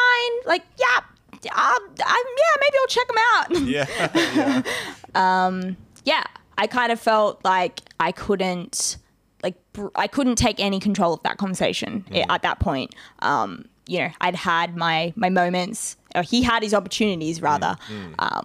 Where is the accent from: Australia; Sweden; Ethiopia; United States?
Ethiopia; moved away; I'm from Ethiopia